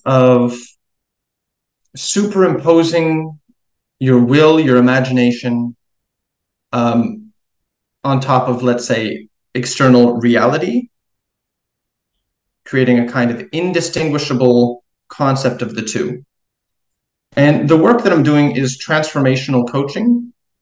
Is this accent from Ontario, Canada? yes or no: no; Montreal, Quebec, Canada; also born or lived in New York City; I'm actually from Montreal in Quebec.